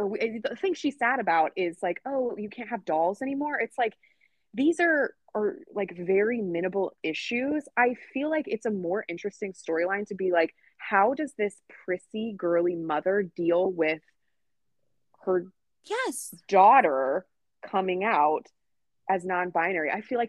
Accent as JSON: {"language": "English", "town": "New York City", "region": "New York", "country": "United States", "tie": "born or raised there", "said": "because I don't know any fucking non-binary people, because I grew up on the Upper East Side."}